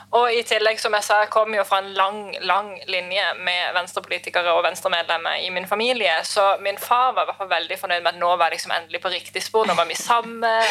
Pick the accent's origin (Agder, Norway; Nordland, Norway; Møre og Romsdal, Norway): Agder, Norway; Lista; jeg er fra Lista